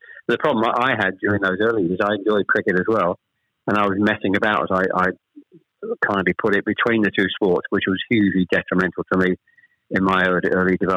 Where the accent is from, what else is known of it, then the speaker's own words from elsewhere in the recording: Chelmsford, East of England, United Kingdom; also born or lived in Ashton-under-Lyne; We actually moved south to Chelmsford when I was probably, I was the eldest of three, when I was probably about seven or eight